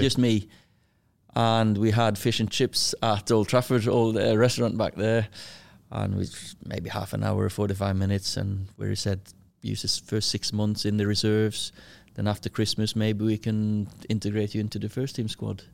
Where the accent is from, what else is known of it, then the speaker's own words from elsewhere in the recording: Kristiansund, Møre og Romsdal, Norway; moved away as an adult; now in Manchester, United Kingdom; I was born in Kristiansund, little, uh, fishing village or a city, town, whatever you wanna call it, uh, twenty-five thousand. I lived in, um, house with, uh, me, with my sister, four years younger than me, mum and dad.